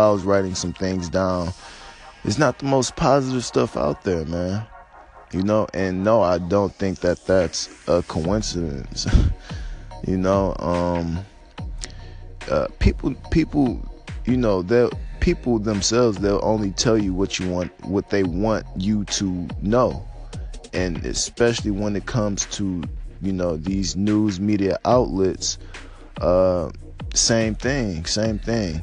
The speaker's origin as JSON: {"language": "English", "country": "United States"}